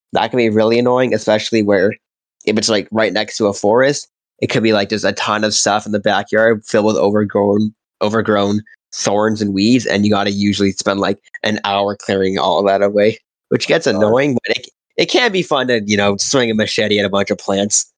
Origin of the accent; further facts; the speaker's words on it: Canada; growing up in Canada, being a white kid, it's all hockey